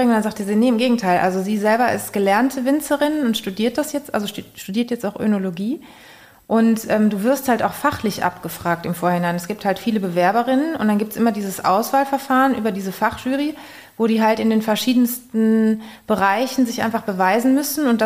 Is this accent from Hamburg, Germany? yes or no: no; Rhineland-Palatinate, Germany; weil tatsächlich in dem Weinort, wo ich herkomme, ähm, bin ich auch mal gefragt worden, als ich noch jünger war, ob ich denn mal